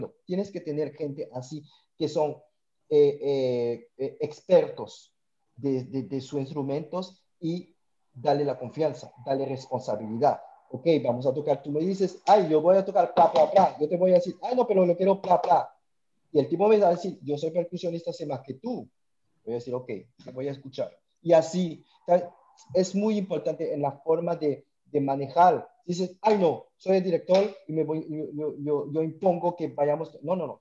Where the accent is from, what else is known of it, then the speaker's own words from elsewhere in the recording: French Guiana; now in Montreal, Canada; Yo soy de la Guayana Francesa, medio cubano, pero la Guayana Francesa